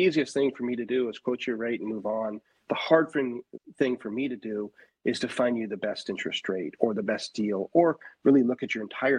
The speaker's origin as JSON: {"language": "English", "region": "Northwest", "country": "United States", "tie": "born or raised there", "said": "I started in residential real estate in California, and I'm born and raised in the Northwest. So family pulled me back here after college"}